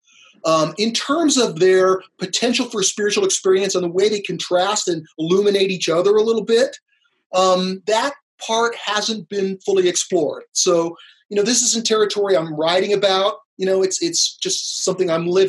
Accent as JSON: {"language": "English", "town": "Los Angeles", "region": "California", "country": "United States", "tie": "born or raised there", "said": "I grew up in Los Angeles"}